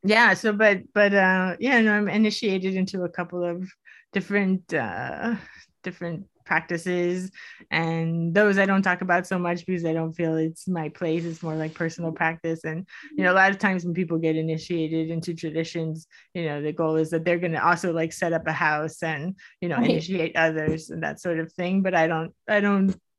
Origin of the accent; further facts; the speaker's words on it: Miami, Florida, United States; I grew up in Miami